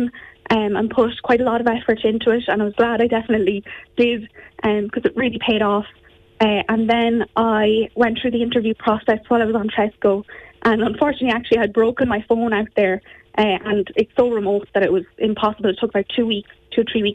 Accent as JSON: {"language": "English", "town": "Ferns", "region": "Leinster", "country": "Ireland", "tie": "born or raised there", "said": "I'm from Ferns, went to SBJ. My dad had an orchard outside Ferns there"}